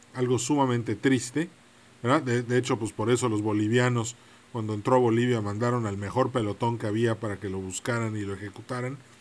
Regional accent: Mexico; somos mexicanos

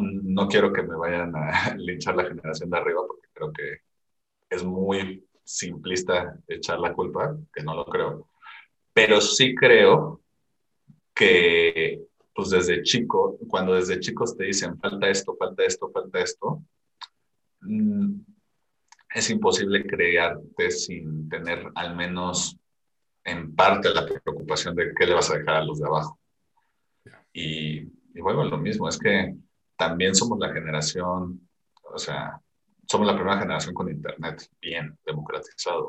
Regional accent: Mexico

